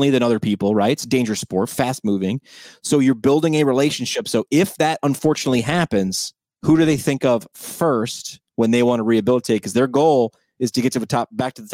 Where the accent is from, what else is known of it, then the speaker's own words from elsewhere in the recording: New York, United States; I'm from New York.